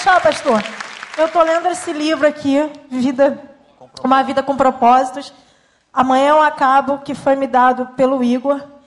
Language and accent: Portuguese; Paraná, Brazil; moved away; depois nós fomos embora também do Paraná, onde eu, onde eu nasci